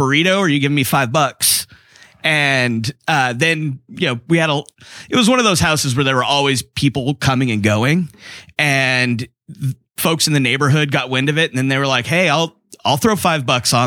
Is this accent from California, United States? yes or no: yes; Chula Vista, California, United States; also born or lived in Arizona; when I was tiny, my folks moved back here, and I grew up in between Bonita and Chula Vista